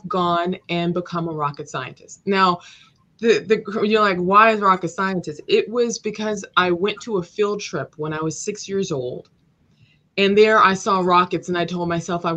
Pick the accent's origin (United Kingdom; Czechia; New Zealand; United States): United States; Los Angeles, California; I grew up in South Los Angeles, and it was very rough